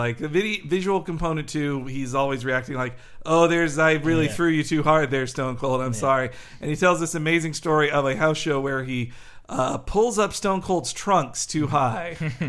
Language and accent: English; Georgia, United States; I'm from Georgia.